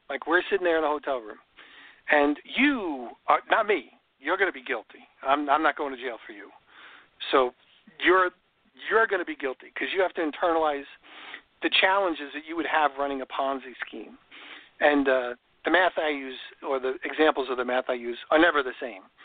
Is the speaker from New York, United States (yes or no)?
yes; New York, United States; now in Florida, United States; I grew up in New York, and there was robins in New York